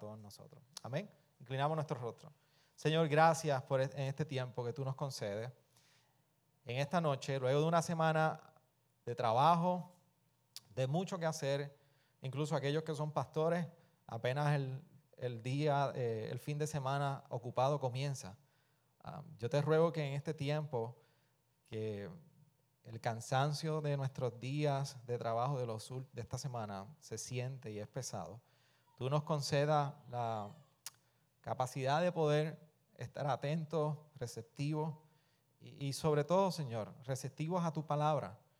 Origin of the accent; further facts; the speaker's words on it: Puerto Rico; somos puertorriqueños